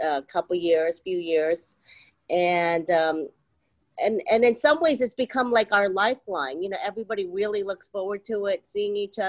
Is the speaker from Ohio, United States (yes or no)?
yes; Columbus, Ohio, United States; moved away as an adult; also born or lived in Seoul, South Korea; now in New York City, United States; moved to Ohio when I was 2 years old. Wow. And grew up there, you know, all of my, you know, life until I went to college.